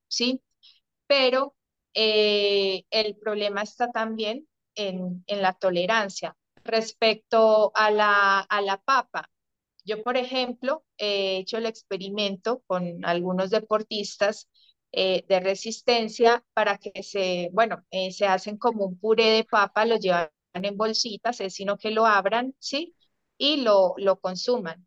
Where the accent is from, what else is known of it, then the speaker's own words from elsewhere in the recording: Colombia; also born or lived in Spain; soy obviamente colombiana